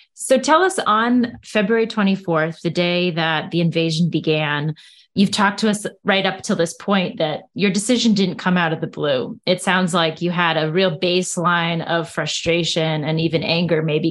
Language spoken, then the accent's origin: English; United States; as an American